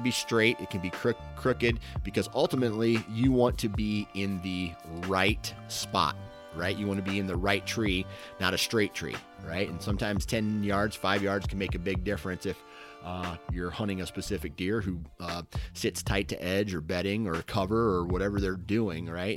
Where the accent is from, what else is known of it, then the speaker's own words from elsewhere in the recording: Iowa, United States; I'm from Iowa. So it's going to be two Iowa boys